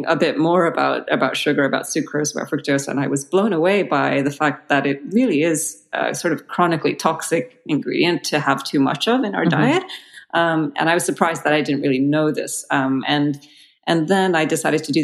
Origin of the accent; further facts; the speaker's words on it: Belgium; moved away; I grew up in Belgium